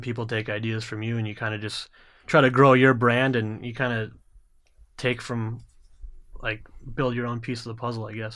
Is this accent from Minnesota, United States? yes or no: yes; Minnesota, United States; being a Minnesotan